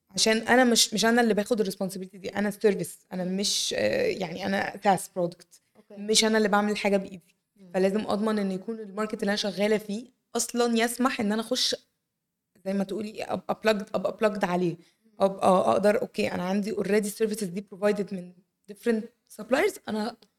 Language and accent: Arabic; Egypt; عندنا في مصر